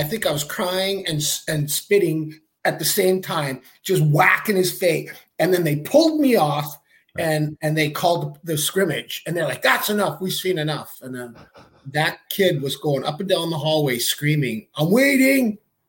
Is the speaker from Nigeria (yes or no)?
no; Saskatoon, Saskatchewan, Canada; So born in Saskatoon, Saskatchewan. Grew up playing youth hockey there.